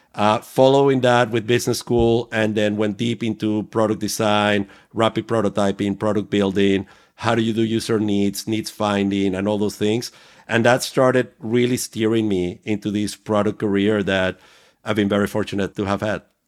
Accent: Venezuela; moved away; I was growing up in Venezuela

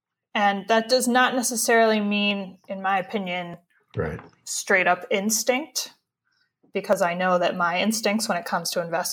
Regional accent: Midwest, United States; We are white people from the Midwest.

